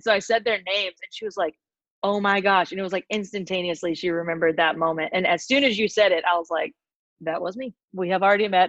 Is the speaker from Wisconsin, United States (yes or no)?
no; Raleigh, North Carolina, United States; also born or lived in Wilmington, North Carolina; now in Greenville, United States; Yeah, I went to ECU. Yeah, I grew up in Raleigh and then went to Greenville for school and then lived there